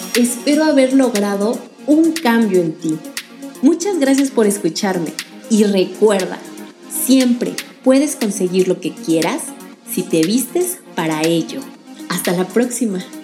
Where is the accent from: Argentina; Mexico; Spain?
Mexico; eso que somos latinos y mexicanos. Nuestro país está lleno de colores